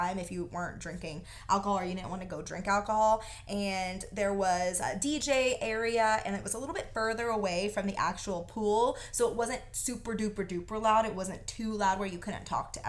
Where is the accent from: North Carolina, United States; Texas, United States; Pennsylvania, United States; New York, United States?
Texas, United States; we're from Texas